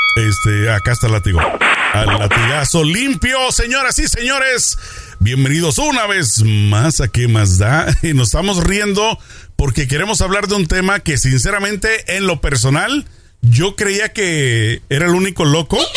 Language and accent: Spanish; Tijuana, Baja California, Mexico; moved away; nosotros somos tijuaneros, vamos muy seguido para allá